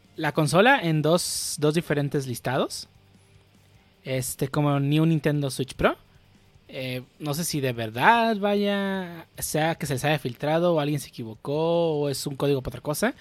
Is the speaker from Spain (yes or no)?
no; Mexico; estoy pensando como mexicano